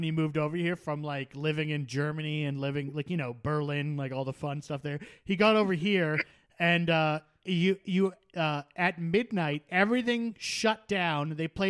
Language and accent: English; Canada